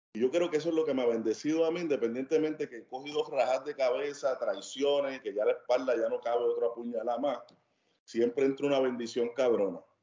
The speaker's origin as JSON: {"language": "Spanish", "town": "Cagua", "region": "Aragua", "country": "Venezuela", "tie": "born or raised there", "moved": "yes", "said": "la mayoría de las personas con las que yo me crié, especialmente en Cagua"}